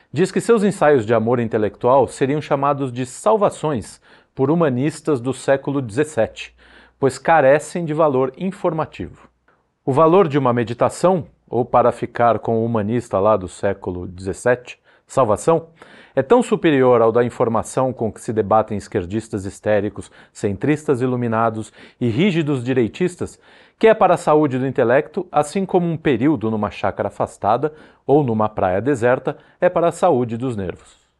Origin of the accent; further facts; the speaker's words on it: São Paulo, Brazil; Eu sou de São Paulo, então eu permito ao amigo transferir essa impressão à avenida barulhenta de sua preferência.